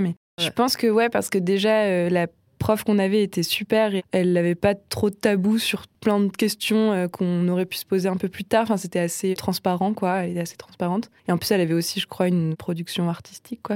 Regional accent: Nancy, Grand Est, France; moved away as an adult; now in Strasbourg, France; j'ai grandi à Nancy

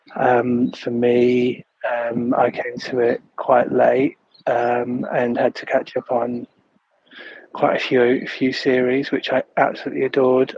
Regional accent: Leeds, Yorkshire and the Humber, United Kingdom; moved away as an adult; now in Sydney, Australia; I grew up in Leeds in the 80s and 90s

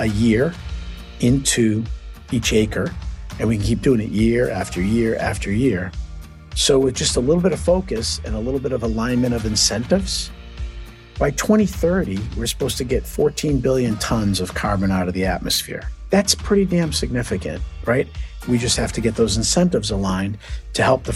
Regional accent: Boston, Massachusetts, United States; accent: Boston; I'm born and raised in Boston, so you'll hear a little Boston accent

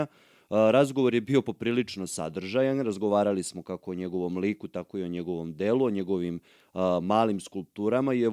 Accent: Obrenovac, Belgrade, Serbia; ja živim u Obrenovcu od kad znam za sebe, ali sam rođen u Beogradu.

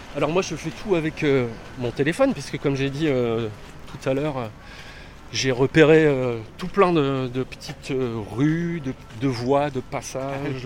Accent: Lozère, Occitania, France; also born or lived in south of France; now in Paris, France; Je suis originaire de Lozère

